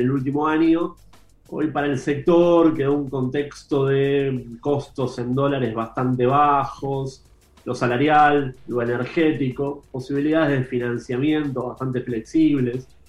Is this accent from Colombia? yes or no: no; Argentina